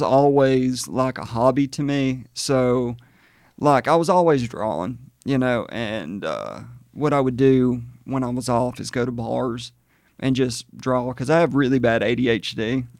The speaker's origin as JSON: {"language": "English", "town": "Hokes Bluff", "region": "Alabama", "country": "United States", "tie": "born or raised there", "said": "I'm originally from Hoke's Bluff, Gadsden area"}